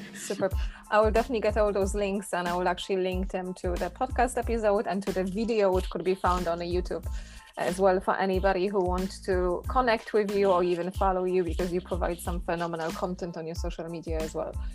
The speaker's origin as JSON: {"language": "English", "country": "Poland", "tie": "born or raised there", "moved": "yes", "said": "living in Poland and growing up in Poland"}